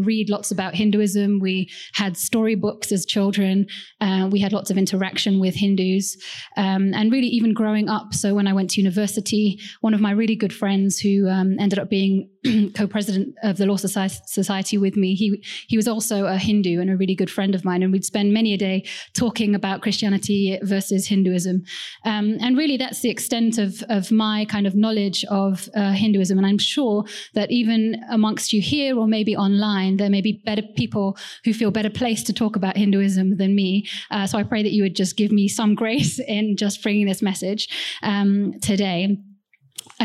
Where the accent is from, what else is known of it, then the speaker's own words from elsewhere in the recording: Wales, United Kingdom; also born or lived in Kerala, India; I don't sound that Indian. Actually, I was born in the UK. My parents are from India, and they moved when they, as shortly after they got married, to the UK in a place called Wales